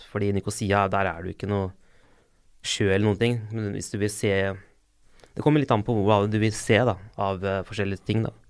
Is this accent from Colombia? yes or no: no; Limassol, Limassol District, Cyprus; now in Norway; Jeg er jo fra Limassol